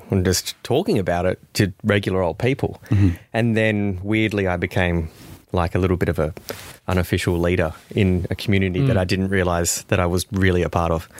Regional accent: Victoria, Australia

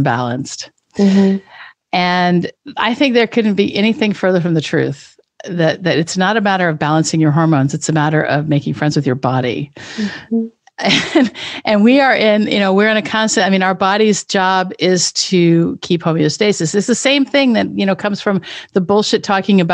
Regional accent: Richland, Washington, United States; moved away; I grew up in Richland, Washington

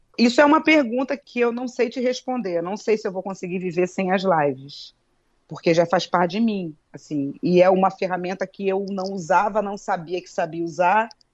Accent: Brazil; Eu sou brasileira, eu falo português

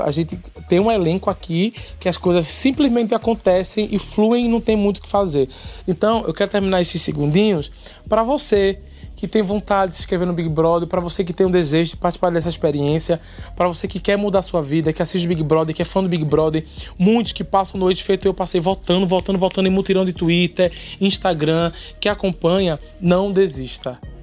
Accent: Paulista, Pernambuco, Brazil; Eu vim do Janga, da Manepá, lá do, dos Cafundó de Judas

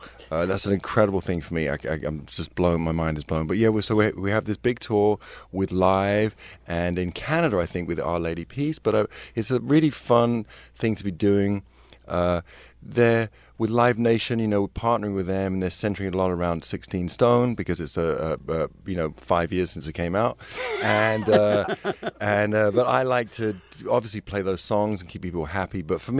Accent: London, United Kingdom; excuse me, I'm from London, so I hadn't really heard of K-Rock.

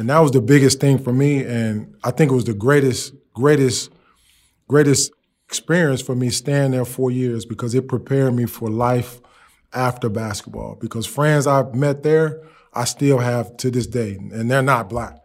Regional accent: Maywood, Illinois, United States; moved away as an adult; also born or lived in Phoenix; growing up in Maywood, you, you went to East because you wanted to be part of the best

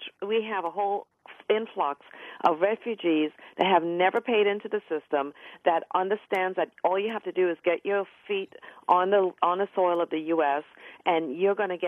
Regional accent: Trinidad & Tobago; now in United States; I'm an immigrant. My parents came to this country. I was born in Trinidad, West Indies, and my parents migrated to this country for the opportunities it offered

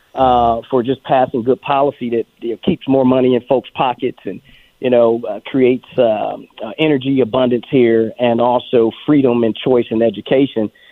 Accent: Detroit, Michigan, United States; moved away as an adult; also born or lived in Atlanta, Georgia; now in Virginia, United States; I was raised in Detroit, Michigan

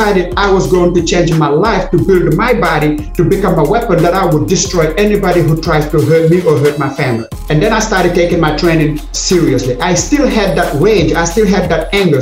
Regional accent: Senegal; moved away as an adult; now in United States; my home country of Senegal

